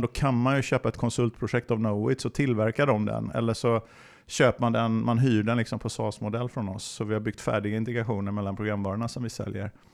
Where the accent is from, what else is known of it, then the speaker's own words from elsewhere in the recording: Alingsås, Västra Götaland, Sweden; now in Linköping, Sweden; jag kommer från Alingsås utanför eh, Göteborg. Men jag har bott i Linköping superlänge, sen ehm, sedan 90-talet